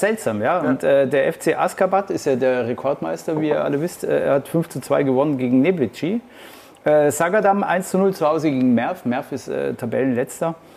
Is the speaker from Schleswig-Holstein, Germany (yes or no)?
no; Munich, Bavaria, Germany; ich bin eigentlich als gebürtiger Münchner